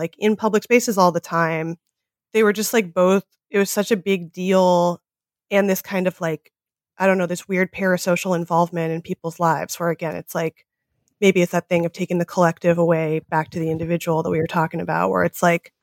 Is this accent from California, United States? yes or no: yes; Los Angeles, California, United States; I'm from the Valley. I'm from North Hollywood, the heart, the cradle of the pornography industry